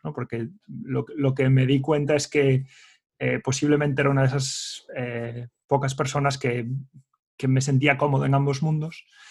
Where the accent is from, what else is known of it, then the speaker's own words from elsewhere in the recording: Ourense, Galicia, Spain; moved away as an adult; also born or lived in A Coruña / Dublin, Ireland; en Ourense, que es de donde soy yo originalmente